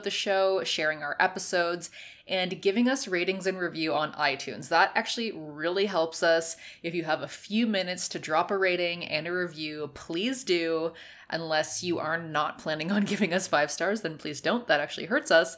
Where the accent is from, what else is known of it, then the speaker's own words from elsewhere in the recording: Canada; I'm from Canada. I'm not from the U.S.